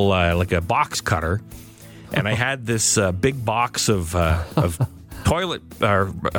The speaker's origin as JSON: {"language": "English", "town": "Belleville", "region": "Ontario", "country": "Canada", "tie": "born or raised there", "said": "years ago when I was growing up in Belleville, I worked at Byway, a store called Byway in the Quinney Mall."}